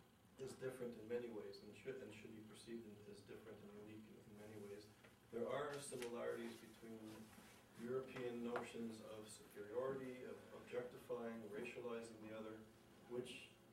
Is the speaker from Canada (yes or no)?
yes; Canada; I'm also Canadian